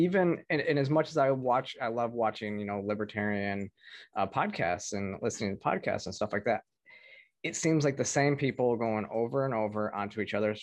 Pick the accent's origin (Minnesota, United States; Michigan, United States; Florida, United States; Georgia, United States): Michigan, United States; I'm from Michigan